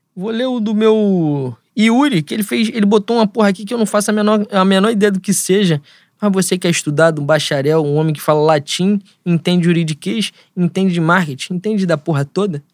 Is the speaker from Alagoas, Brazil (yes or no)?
no; Rio de Janeiro, Brazil; eu sou de Bangu